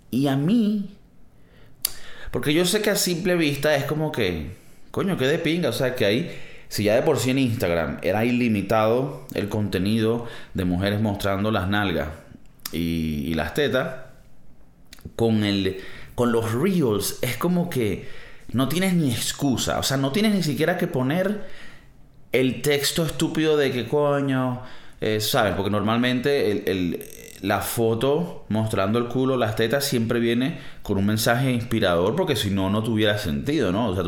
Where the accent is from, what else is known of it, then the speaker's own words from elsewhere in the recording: Venezuela; moved away; Un escape room, marico, venimos de Venezuela eso sí fue un escape room.